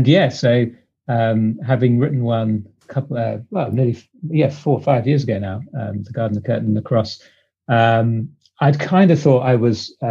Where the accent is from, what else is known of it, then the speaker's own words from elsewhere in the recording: United Kingdom; accent: British; also born or lived in London, England; I'm British, as you can probably tell from the accent.